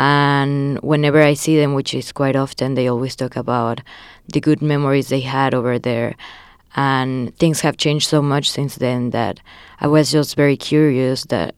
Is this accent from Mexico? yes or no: yes; Mexico; I was born in Mexico, but my mom is from Cuba, and my whole family migrated years ago